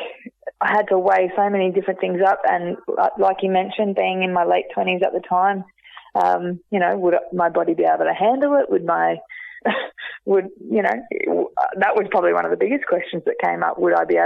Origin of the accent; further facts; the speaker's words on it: Geelong, Victoria, Australia; also born or lived in Ocean Grove; I get to represent my hometown and be able to wear the hoops